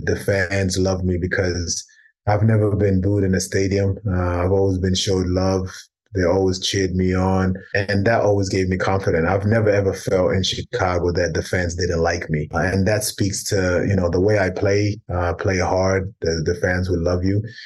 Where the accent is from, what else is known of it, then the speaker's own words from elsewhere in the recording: London, United Kingdom; also born or lived in South Sudan; a group of guys that I grew up with in London